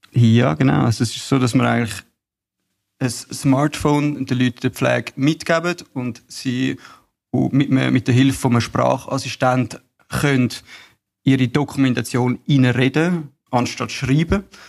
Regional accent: Bülach, Zurich, Switzerland; Ich komme aus Bülach, bin 31 und bin aufgewachsen in einem Familienunternehmen

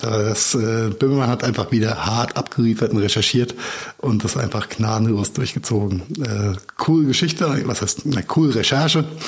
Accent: Mainz, Rhineland-Palatinate, Germany; meine Heimatstadt Mainz

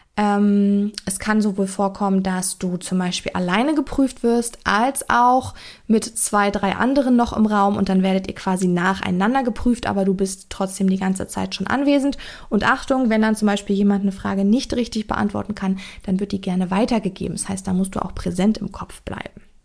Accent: Germany; bei uns in Deutschland hier

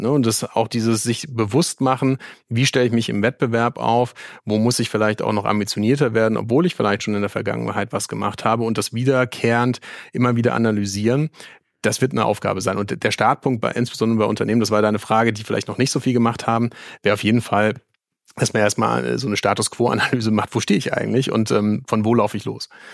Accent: Mainz, Rhineland-Palatinate, Germany; ich als gebürtiger Mainzer

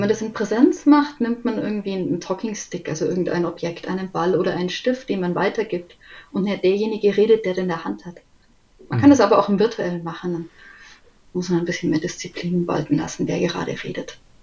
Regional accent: Munich, Bavaria, Germany; ich bin aus München

